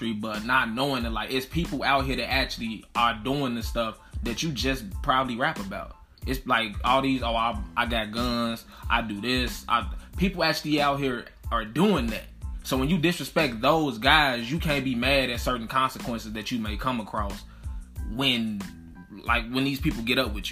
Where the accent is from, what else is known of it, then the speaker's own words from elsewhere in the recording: Chicago, Illinois, United States; we're both from Chicago. You know what I'm saying? Born and raised